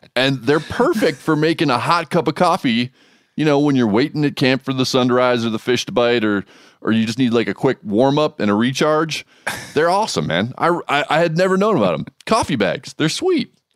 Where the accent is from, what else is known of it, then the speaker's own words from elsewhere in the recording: Hawaii, United States; moved away; where I grew up in Hawaii